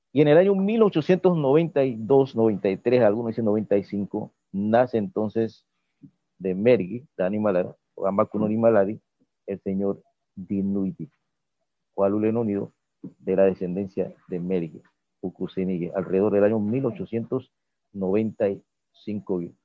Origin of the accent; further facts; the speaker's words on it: Playón, Guna Yala, Panama; como yo soy de Playón